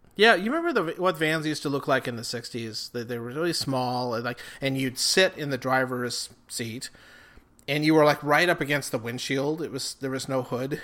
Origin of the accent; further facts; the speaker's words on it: Rapid City, South Dakota, United States; moved away as an adult; also born or lived in Laramie, Wyoming; now in Twin Cities, United States; I'm from Rapid City, South Dakota. I, like Phil here, grew up there.